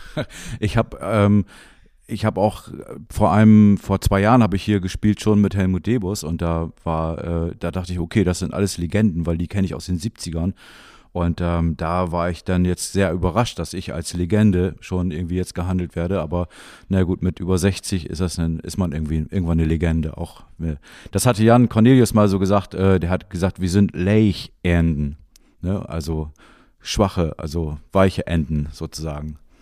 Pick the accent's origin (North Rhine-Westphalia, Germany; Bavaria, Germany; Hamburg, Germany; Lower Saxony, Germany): Lower Saxony, Germany; Jever; Ich bin in Jever aufgewachsen.